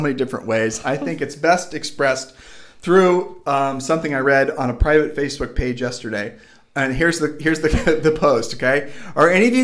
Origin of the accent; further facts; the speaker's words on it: Texas, United States; moved away as an adult; we're from Texas prior to living here